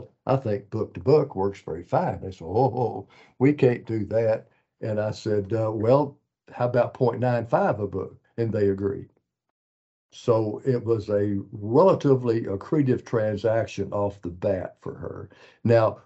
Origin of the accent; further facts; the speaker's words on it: Malvern, Arkansas, United States; I grew up in Malvern